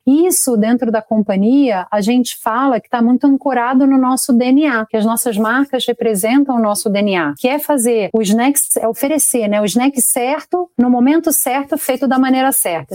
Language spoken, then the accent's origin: Portuguese; Rio de Janeiro, Brazil; moved away as an adult; now in São Paulo, Brazil; sou carioca, em primeiro lugar, mas moro aqui em São Paulo já há uns 19 anos